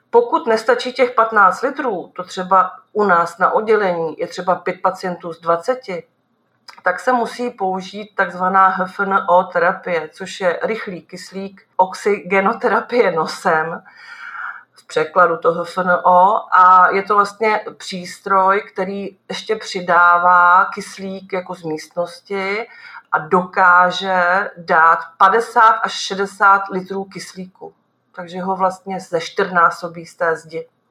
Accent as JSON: {"language": "Czech", "town": "Nymburk", "region": "Central Bohemian Region", "country": "Czechia", "said": "jsem z Nymburka"}